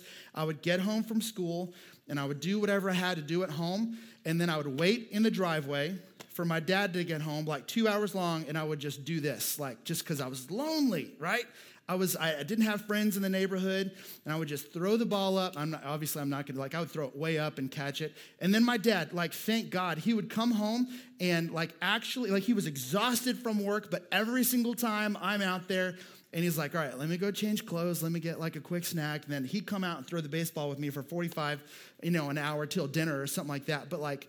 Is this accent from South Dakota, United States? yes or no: no; Montgomery, Alabama, United States; also born or lived in Minnesota; I moved in third grade from Minnesota to Alabama. And so there was a wildly different culture.